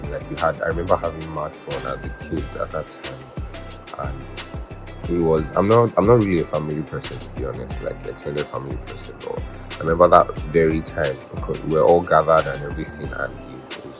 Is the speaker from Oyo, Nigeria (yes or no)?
yes; Oyo, Nigeria; we went to Oyo to visit other family. That's Oyo town. That's my hometown.